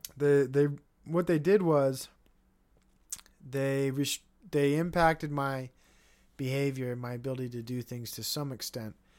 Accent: United States; as an American

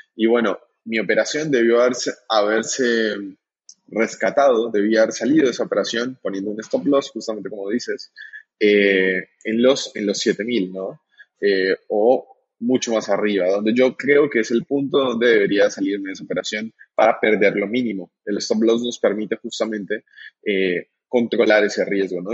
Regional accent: Colombia; now in Argentina; Aquí en, en Argentina es donde me encuentro. Yo soy colombiano

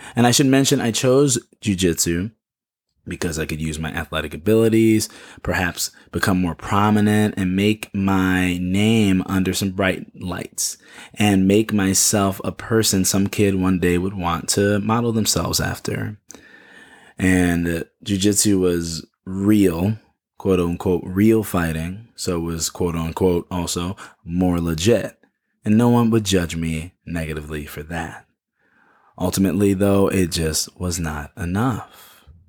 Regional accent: Chicago, Illinois, United States; Chicago, which is my hometown

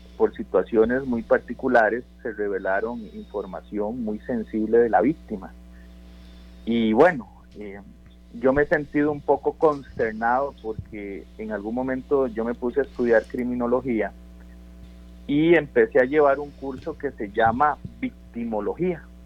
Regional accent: Costa Rica; como costarricenses

